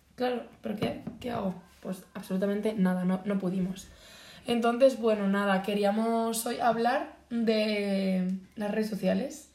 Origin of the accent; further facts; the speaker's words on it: Boadilla del Monte, Community of Madrid, Spain; also born or lived in Las Rozas; Afueras de mi pueblo aquí